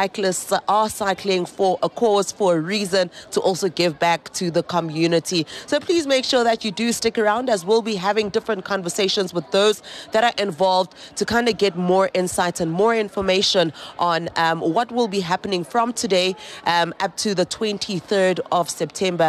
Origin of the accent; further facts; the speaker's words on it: Soweto, Gauteng, South Africa; we are broadcasting live from Soweto, which is Ikaslami